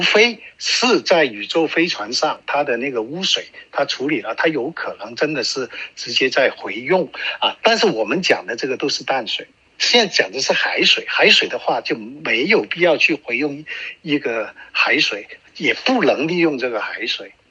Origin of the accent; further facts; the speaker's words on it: China; now in Canada; 我们中国人都有句话